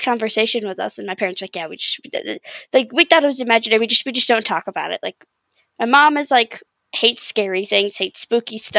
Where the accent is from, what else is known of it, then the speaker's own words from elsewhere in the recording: Lansing, Michigan, United States; also born or lived in Battle Creek, Michigan; I grew up in a small country home, like a little outside of Lansing area